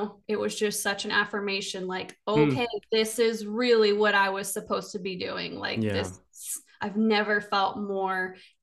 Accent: Cabot, Arkansas, United States; now in Belleville, United States; I'm a teenager and I'm like driving from Cabot to BB every week, twice a week

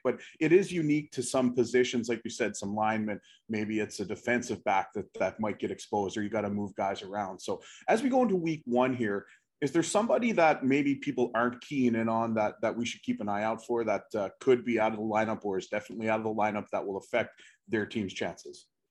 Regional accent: East Coast, United States; I grew up on the East Coast. I live on the East Coast

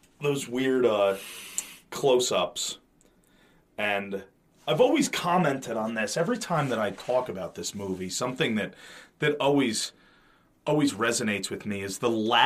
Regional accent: the Poconos, Pennsylvania, United States; Maybe it's because we're from the Poconos.

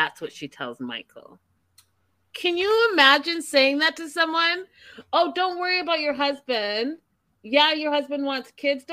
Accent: Vancouver, British Columbia, Canada; I'm from Canada. I'm from Vancouver.

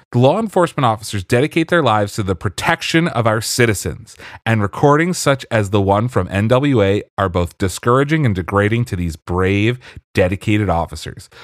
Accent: Pennsylvania, United States; growing up in Pennsylvania

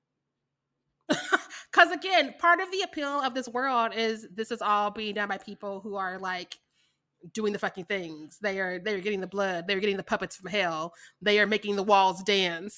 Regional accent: Missouri, United States; I'm from Missouri

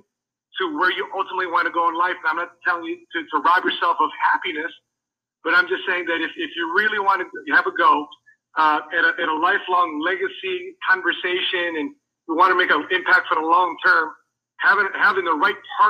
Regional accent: United States; I'm Filipino, so I resonated with that. Raised in America

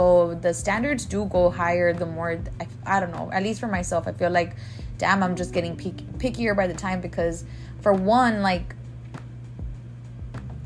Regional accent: Laredo, Texas, United States; I'm from Laredo

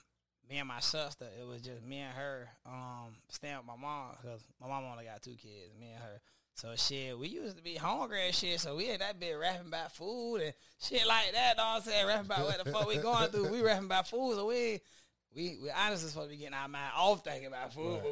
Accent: Lackawanna, New York, United States; I grew up there from like when I was born all the way to probably I was like 5 years old.

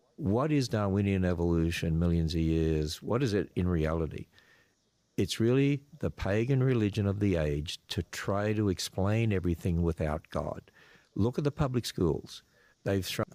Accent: Australia; accent: Australian; moved away; I'm, I'm an Australian. I hope you can, I hope I still have that accent.

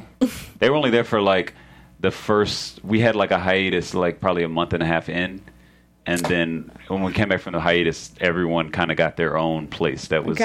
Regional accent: Atlanta, Georgia, United States; I'm from Atlanta

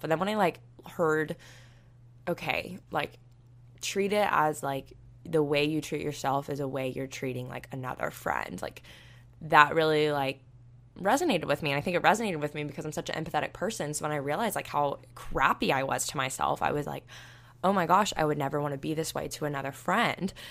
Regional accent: Panama City Beach, Florida, United States; moved away; I'm from Panama City Beach, and it's literally a beautiful place

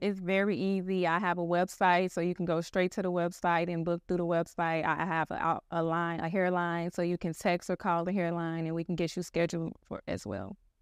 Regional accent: Chicago, Illinois, United States; I am actually from Chicago, born and raised on the South Side

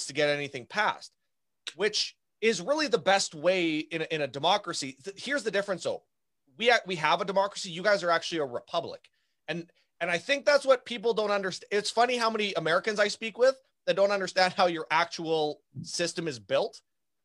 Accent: Canada; as a Canadian

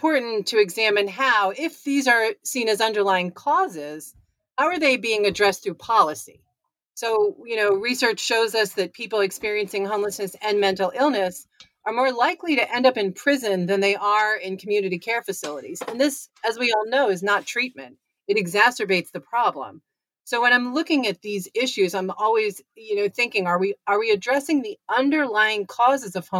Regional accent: Connecticut, United States; I am from Connecticut

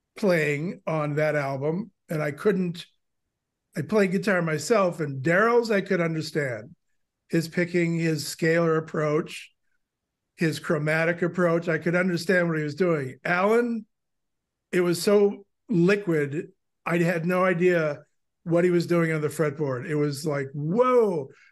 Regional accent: Milwaukee, Wisconsin, United States; moved away as an adult; also born or lived in Long Island; I grew up in Milwaukee

